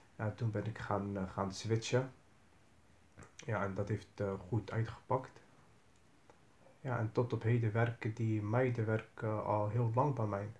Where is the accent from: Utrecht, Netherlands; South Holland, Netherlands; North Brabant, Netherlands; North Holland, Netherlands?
South Holland, Netherlands; Rotterdam; Ik kom uit Rotterdam.